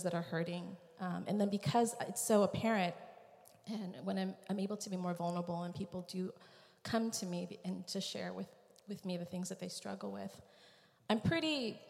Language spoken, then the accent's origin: English; Vietnam; I was born in Vietnam